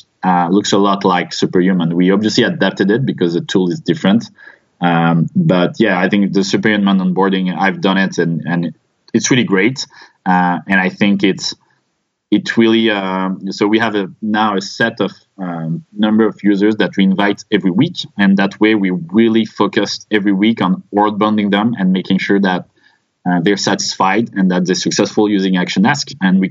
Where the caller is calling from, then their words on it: Paris, Île-de-France, France; So we're based in Paris. In France.